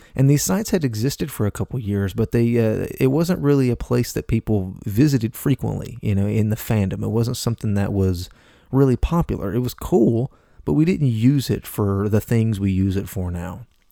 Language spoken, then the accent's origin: English; Appalachia, United States; I'm from Appalachia, okay? I'm from a southern state, and I'm from the southern part of that state.